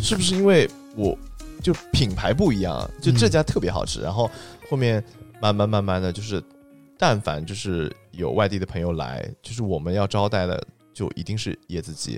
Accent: Zhejiang, China; also born or lived in Beijing; now in Shenzhen, China; 我们浙江人

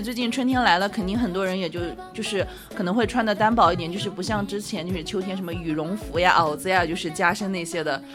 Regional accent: Sichuan, China; 我家乡不是，不是四川的嘛

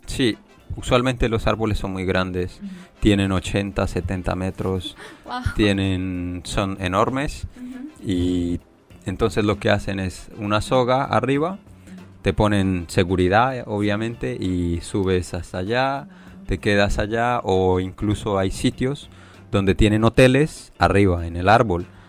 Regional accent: Leticia, Amazonas, Colombia; now in China; yo digo que soy de Leticia

